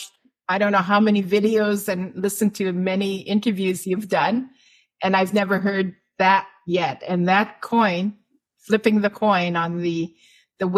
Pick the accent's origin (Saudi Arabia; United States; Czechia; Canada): Canada; moved away; also born or lived in Algonquin unceded territory; I'm from Treaty 8, so but I live in the Algonquin